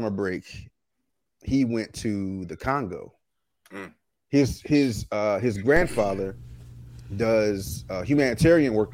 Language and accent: English; Florida, United States; I was born in Florida